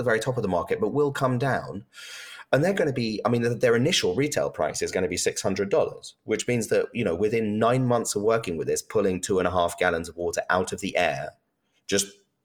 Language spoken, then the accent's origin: English; United Kingdom; I'm British